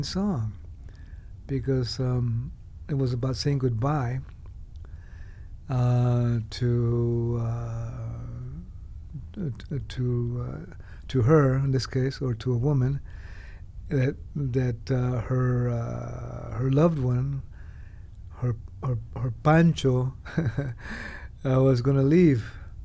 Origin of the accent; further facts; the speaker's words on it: California, United States; I was born in California.